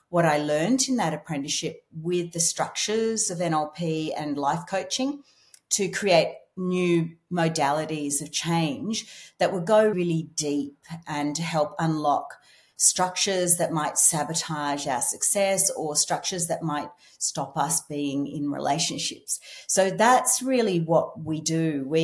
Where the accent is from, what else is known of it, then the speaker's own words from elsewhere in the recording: Scotland, United Kingdom; I'm Scottish.